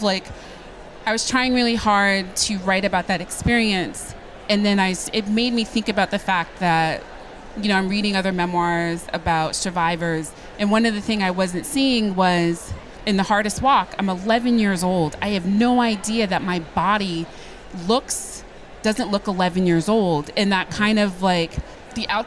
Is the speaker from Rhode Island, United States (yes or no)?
yes; Woonsocket, Rhode Island, United States; growing up in Woonsocket, Rhode Island